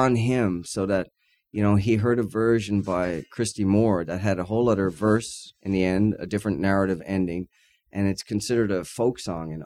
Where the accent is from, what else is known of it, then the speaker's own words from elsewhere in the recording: Newfoundland and Labrador, Canada; I'm a Newfoundlander.